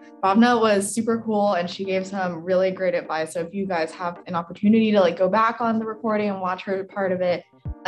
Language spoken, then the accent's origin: English; Northern Virginia, United States; I'm a third year in the comm school. I'm from Northern Virginia.